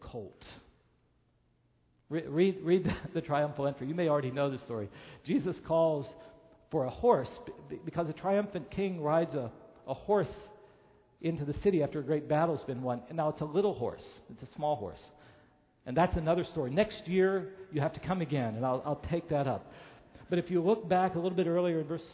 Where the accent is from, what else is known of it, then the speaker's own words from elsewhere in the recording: Chicago, Illinois, United States; being a Chicagoan